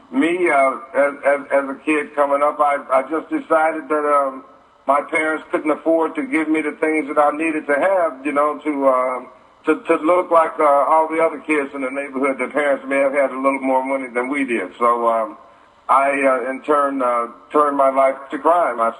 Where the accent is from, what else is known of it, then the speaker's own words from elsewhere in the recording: Detroit, Michigan, United States; what was my childhood like growing up in Detroit? Well, um, it was pretty much like um, any other kid's uh, child life that are growing up today in uh, poverty.